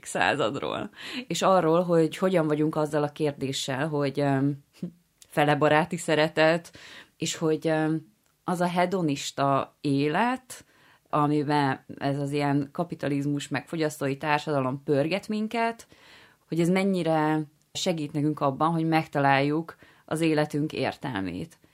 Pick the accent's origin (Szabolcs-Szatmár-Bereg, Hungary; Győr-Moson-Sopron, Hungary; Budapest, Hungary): Győr-Moson-Sopron, Hungary; Győr; moved away; én alapvetően győri származású vagyok